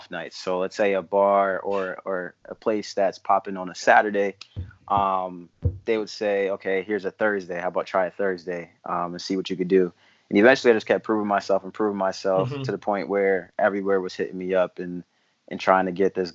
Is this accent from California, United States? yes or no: no; East Hartford, Connecticut, United States; moved away as an adult; also born or lived in Newport, Rhode Island / Ghana (ancestry); I grew up in East Hartford, actually went to school with Felix